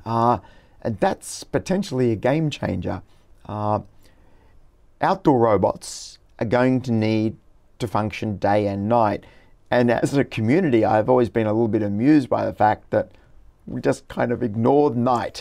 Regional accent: Brisbane, Queensland, Australia; my hometown, Brisbane

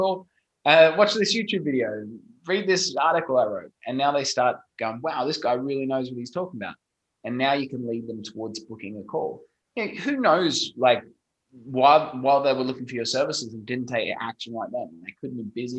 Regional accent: Australia; accent: Australian; my funny Australian accent

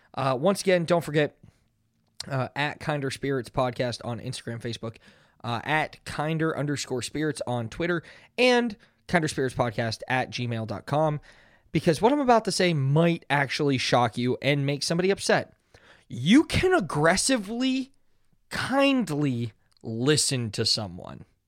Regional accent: Pittsburgh, Pennsylvania, United States; I'm from Pittsburgh

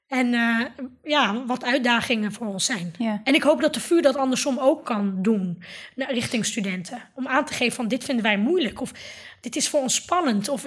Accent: Netherlands; ik hoor hier, ik ben een Nederlander. Ik ben, naast dat ik moslim ben of Marokkaan, Turks, ben ik ook Nederlander en ik hoor hier thuis.

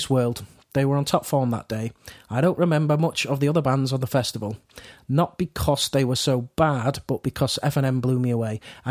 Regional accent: Yorkshire and the Humber, United Kingdom; I'm not Australian, I'm from Yorkshire

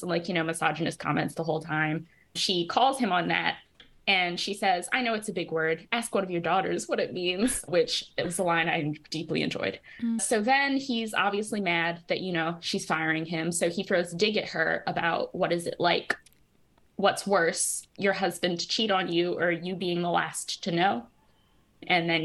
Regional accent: United States; I'm American

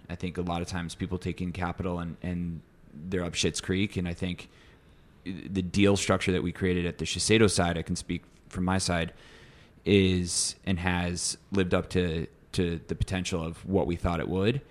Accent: Midwest, United States; now in New York City, United States; I come from the Midwest

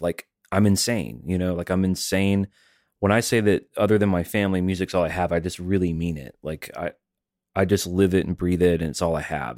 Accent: Alabama, United States; now in Tennessee, United States; I'm from Alabama. I live in Tennessee

